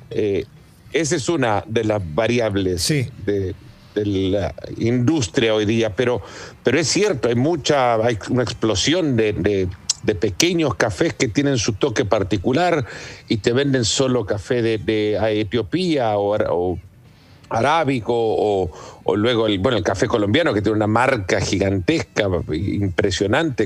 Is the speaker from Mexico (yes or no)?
no; El Salvador; mi padre eh, tiene una plantación de café desde hace muchos años en El Salvador, de donde soy, mm. y crecí con la cultura del café desde muy pequeño